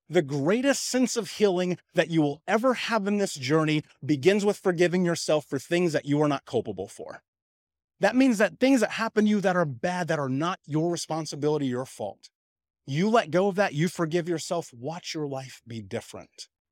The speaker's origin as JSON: {"language": "English", "town": "Indianapolis", "region": "Indiana", "country": "United States", "tie": "born or raised there", "said": "I grew up in Indianapolis. I grew up in Indiana in America"}